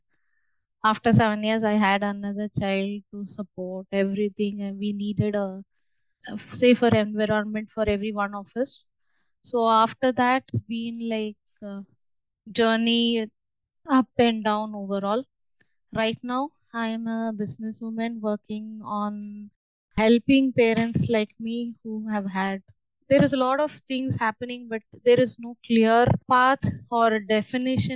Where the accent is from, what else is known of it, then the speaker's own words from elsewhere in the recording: Chennai, Tamil Nadu, India; moved away as an adult; also born or lived in Mumbai, India; I was born and brought up in Chennai.